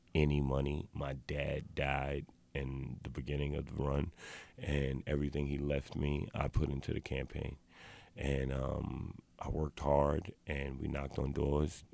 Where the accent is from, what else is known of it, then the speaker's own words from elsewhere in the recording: New York City, New York, United States; I was born and raised in the South Bronx